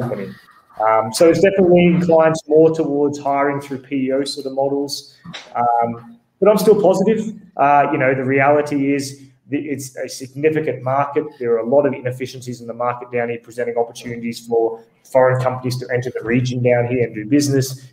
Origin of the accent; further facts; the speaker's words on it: Australia; now in Bogota, Colombia; I'm actually Australian, uh, based here in Bogota, Colombia